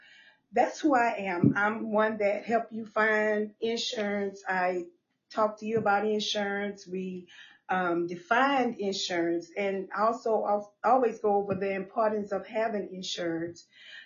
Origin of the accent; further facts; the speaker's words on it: Lake Charles, Louisiana, United States; from Lake Charles, Louisiana